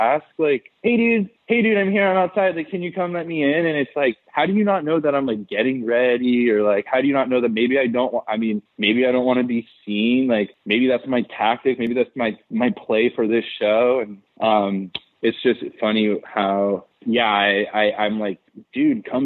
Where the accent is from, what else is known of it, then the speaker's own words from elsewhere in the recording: Southern California, United States; I am from Southern California, so obviously it's like right, fucking … 's like the coolest shit ever to me.